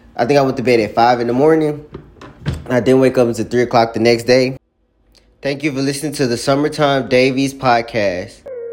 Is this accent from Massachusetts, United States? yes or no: no; Jackson, Mississippi, United States; I'm from Jackson, Mississippi